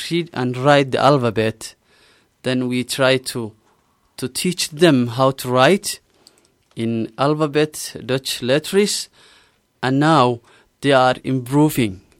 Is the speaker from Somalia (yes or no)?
yes; Somalia; German is a second language; moved away as an adult; now in Salzburg, Austria; Ich komme aus Somalia und lebe schon sechs Monate in Salzburg. Ich bin Englischlehrer von Beruf. Ich bin 27 Jahre alt